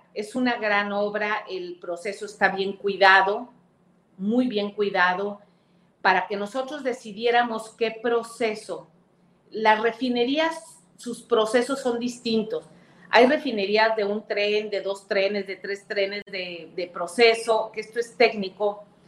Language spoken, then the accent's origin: Spanish; Veracruz, Mexico; yo voy constantemente a Veracruz, es mi tierra, bueno, soy senadora de mi estado